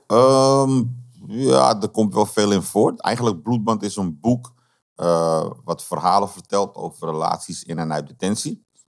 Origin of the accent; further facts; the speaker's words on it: Amsterdam, North Holland, Netherlands; moved away; also born or lived in Ede; ik ben opgegroeid in Amsterdam-West, in Slotermeer